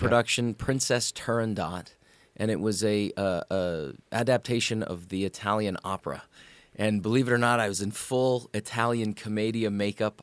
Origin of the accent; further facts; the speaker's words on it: Sault Ste. Marie, Ontario, Canada; moved away as an adult; I grew up in probably what is Hockey Town, Canada